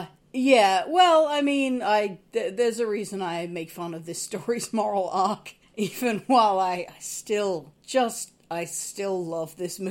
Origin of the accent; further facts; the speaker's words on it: Australia; growing up in Australia, you don't meet a lot of African-American people.